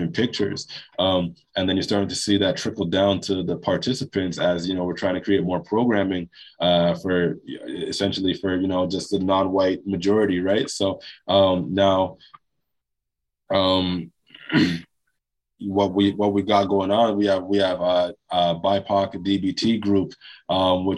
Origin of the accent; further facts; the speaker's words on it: Toronto, Ontario, Canada; also born or lived in Jamaica; I was born in Jamaica. I came to Toronto when I was 2 years old. Also, you know, Toronto, when I was growing up in the 90s